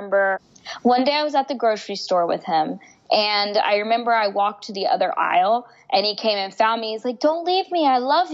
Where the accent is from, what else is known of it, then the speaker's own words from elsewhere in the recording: United States; also born or lived in India (ancestry); I was adopted into an American family. So I'm Indian and they were white and I grew up in a predominantly white environment